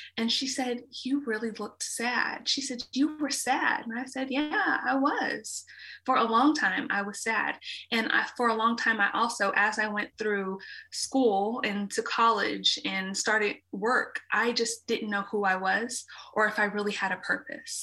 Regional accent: Dallas, Texas, United States; I was born and raised in Dallas

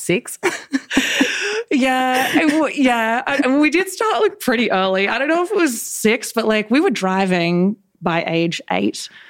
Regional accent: Mudgee, New South Wales, Australia; moved away as an adult; also born or lived in New York City; I grew up in a little town called Mudgee, which is like three and a half hours northwest of Sydney in New South Wales, Australia.

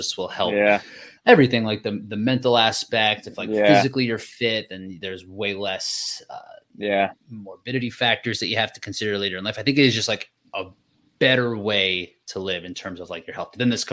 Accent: United States; I'm just an American person

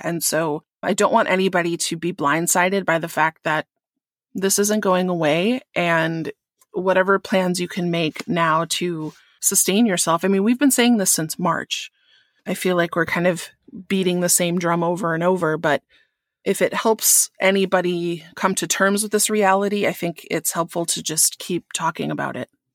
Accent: Wisconsin, United States; in Wisconsin, which is my home state

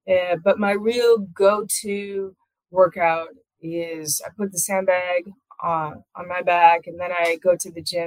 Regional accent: Iowa, United States; I'm from here and I still live here

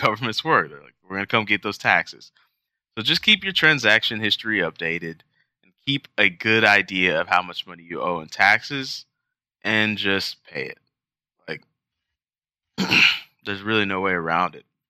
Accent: United States; being an American, uh, which is what we are

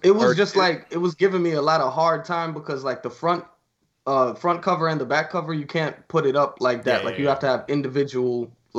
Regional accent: New York City, New York, United States; Yo, I'm from Queens.

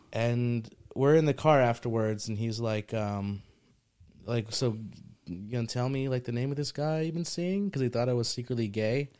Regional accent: New Jersey, United States; also born or lived in Morristown / Mendham / Egg Harbor / Ecuador; I grew up in Jersey

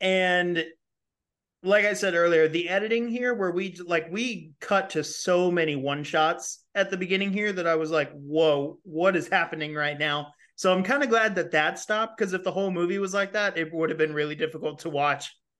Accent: California, United States; moved away; I'm from California.

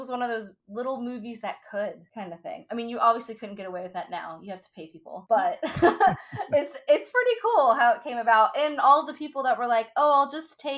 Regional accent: the Bible Belt, United States; growing up in the Bible Belt

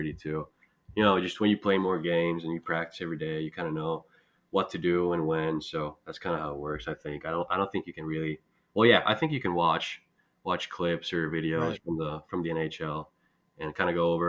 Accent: Espoo, Uusimaa, Finland; moved away as an adult; also born or lived in Turku, Finland / Amherst, Massachusetts, United States; back in Espoo, my hometown in Finland

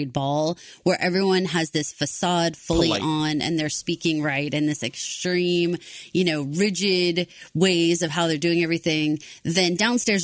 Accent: Texas, United States; I'm a Texan

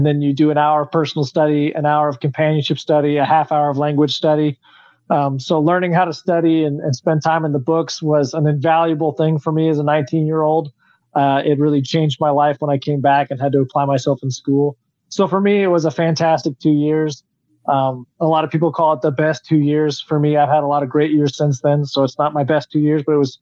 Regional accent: Texas border, United States; I grew up on the Texas border

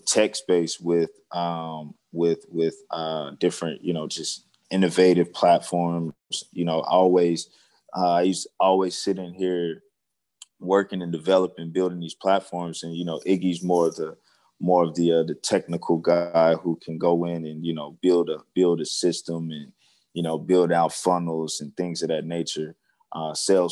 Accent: Seneca, South Carolina, United States; moved away as an adult; now in Dallas, United States; I'm originally from South Carolina, in Seneca, so probably a town most people never heard of, but it's near like Clemson, South Carolina. I grew up in the country, and I now reside in Dallas, Texas

